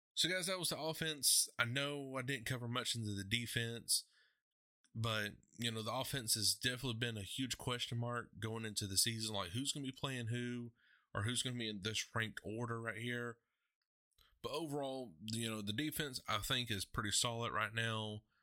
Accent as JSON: {"language": "English", "town": "Athens", "region": "Georgia", "country": "United States", "tie": "born or raised there", "said": "my hometown, Athens"}